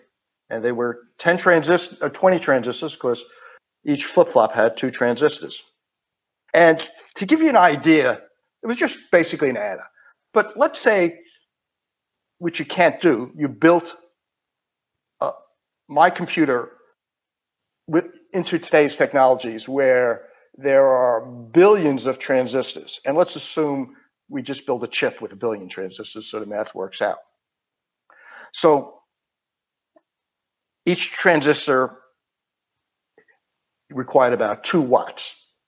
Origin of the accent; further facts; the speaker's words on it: Queens, New York, United States; accent: Queens accent; So if you can't tell by my accent, I'm from Queens, New York.